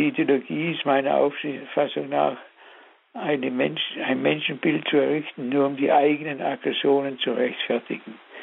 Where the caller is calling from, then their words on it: Black Forest, Baden-Württemberg, Germany; Ich rufe an aus dem Schwarzwald.